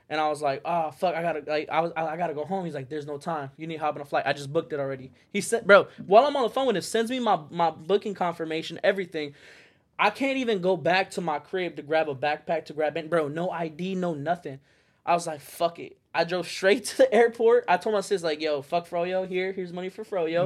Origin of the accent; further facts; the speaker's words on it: Phoenix, Arizona, United States; moved away as an adult; also born or lived in Las Vegas, Nevada; I moved away from Phoenix and I moved to Vegas